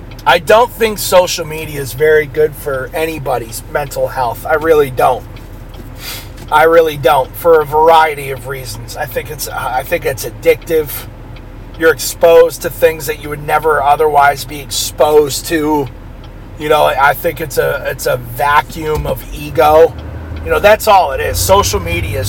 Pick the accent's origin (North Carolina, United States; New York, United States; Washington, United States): New York, United States; also born or lived in New Hampshire; when we moved from New Hampshire to New York, my mom came out with me, 3 years old